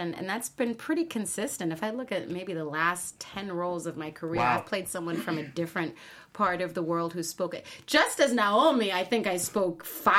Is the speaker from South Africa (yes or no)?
yes; South Africa; first language Zulu; English is a second language; So I grew up in I come from a multilingual background. Yeah. My first language is Zulu